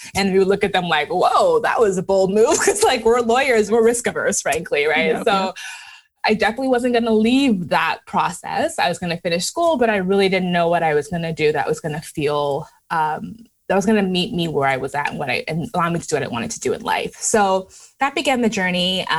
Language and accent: English; Canada; also born or lived in Lagos, Nigeria; So I was born in Nigeria in Lagos and left when I was pretty young. We moved to Canada. And while in Canada, we moved around to different cities.